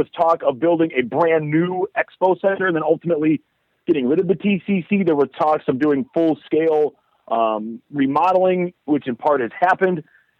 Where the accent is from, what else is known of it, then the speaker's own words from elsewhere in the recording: Midwest, United States; I'm from the Midwest, so I grew up with hockey